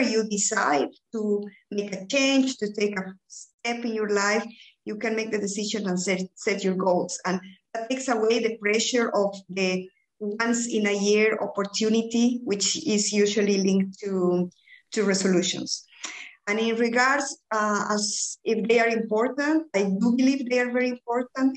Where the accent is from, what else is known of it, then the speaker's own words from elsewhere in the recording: Bolivia; English is a second language; moved away as an adult; also born or lived in United Kingdom / Belgium; now in Ghent, Belgium; I'm originally from Bolivia, but I've been living in Belgium since 2007.